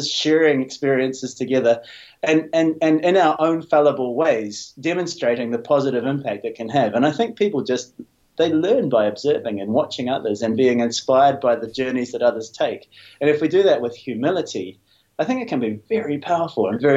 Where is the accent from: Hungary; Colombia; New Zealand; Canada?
New Zealand; I'm a New Zealander, grew up in a pretty traditional New Zealand way